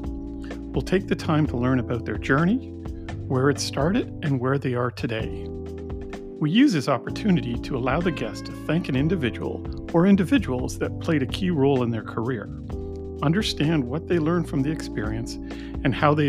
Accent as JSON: {"language": "English", "town": "Montreal", "region": "Quebec", "country": "Canada", "said": "being a guy from Montreal"}